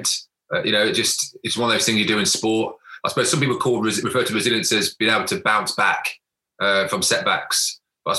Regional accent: Coventry, West Midlands, United Kingdom; So I grew up in Coventry, born in a city Coventry

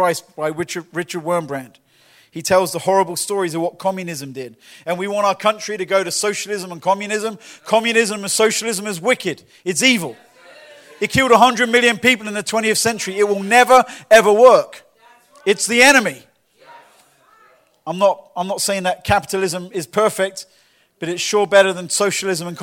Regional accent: Lee-on-the-Solent, England, United Kingdom; now in Winter Garden, United States; my hometown, Leon-the-Saône in England, in the school that I used

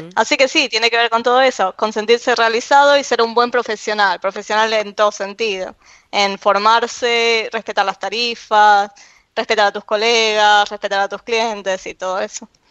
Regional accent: Argentina; accent: Argentine; moved away; soy argentina

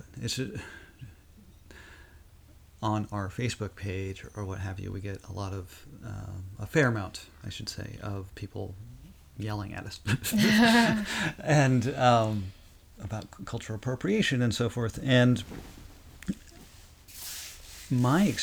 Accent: Rosebud Reservation, South Dakota, United States; I grew up on the Rosebud Reservation, which is Lakota Sioux

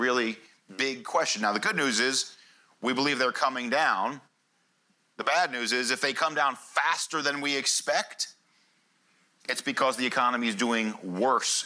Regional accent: United States; as an American

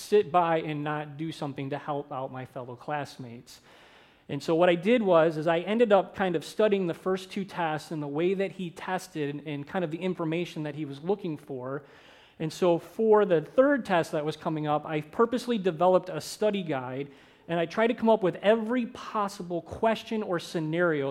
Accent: St. Clair Shores, Michigan, United States; moved away as an adult; also born or lived in Minneapolis, Minnesota; I grew up in St. Clair Shores, Michigan

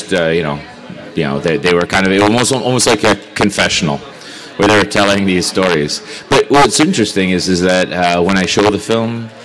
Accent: Canada; I'm Canadian.

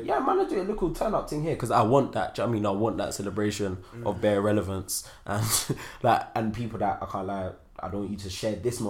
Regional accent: London, United Kingdom; I'm born and raised in London.

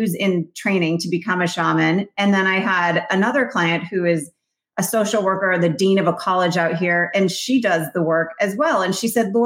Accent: Vermont, United States; I grew up in Vermont, so it was freezing cold.

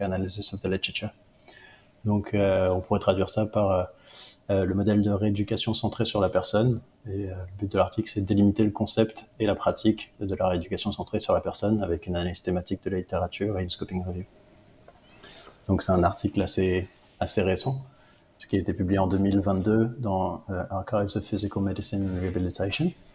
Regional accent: Réunion; moved away as an adult; also born or lived in Paris, France; now in England, United Kingdom; j'ai travaillé deux ans en tant que remplaçant chez moi à La Réunion

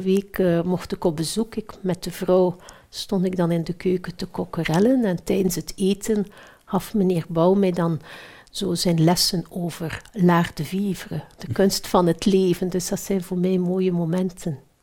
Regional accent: Belgium; Ik ben Belg

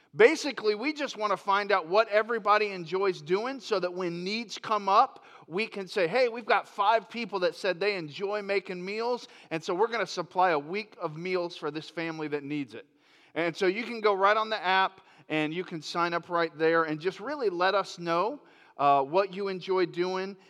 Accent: Lakeland, Florida, United States; moved away; also born or lived in Grand Rapids, Michigan; I grew up in Lakeland, Florida

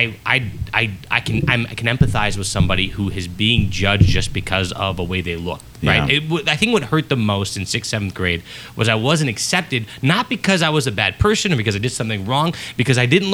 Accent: Southfield, Michigan, United States; I grew up in Southfield

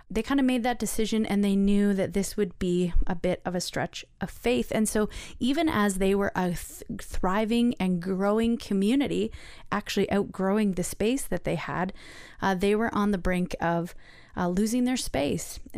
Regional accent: Mississauga, Ontario, Canada; I was born in Mississauga, so I tried to be born in Toronto.

